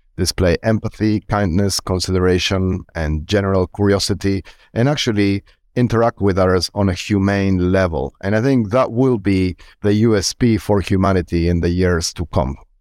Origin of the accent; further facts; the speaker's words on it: Argentina; I'm born and raised in Argentina